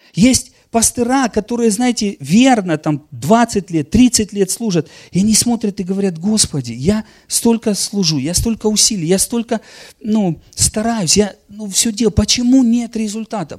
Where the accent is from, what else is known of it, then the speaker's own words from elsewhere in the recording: Donetsk land, Donetsk Oblast, Ukraine; я вообще сам из Донецкой земли